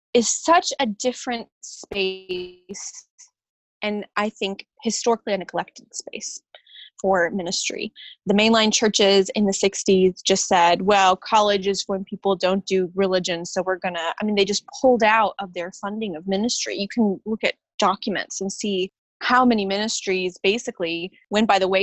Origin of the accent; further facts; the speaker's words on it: Atlanta, Georgia, United States; moved away as an adult; now in Elkins, United States; I grew up in the Atlanta area, and my mom's family is from Alabama